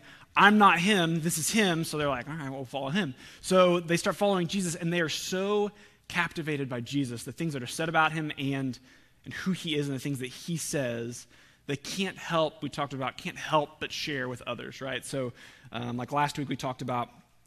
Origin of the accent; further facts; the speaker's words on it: Oklahoma, United States; we're from Oklahoma